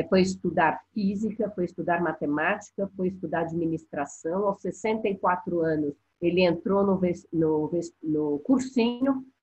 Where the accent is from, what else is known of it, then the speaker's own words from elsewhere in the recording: São Paulo, Brazil; de um casal de primos irmãos cearenses que chegaram muito pobres em São Paulo